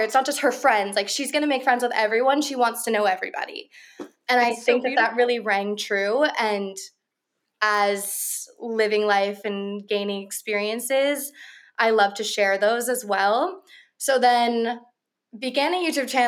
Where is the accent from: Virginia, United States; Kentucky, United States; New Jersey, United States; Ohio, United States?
Virginia, United States; moved away; I'm from Virginia and I don't live in Virginia anymore